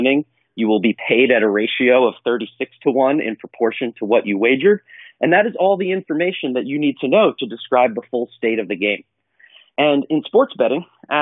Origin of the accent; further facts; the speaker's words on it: northern New Jersey, United States; also born or lived in Bronx, New York; I was born in the Bronx, but I grew up in a small town in northern New Jersey.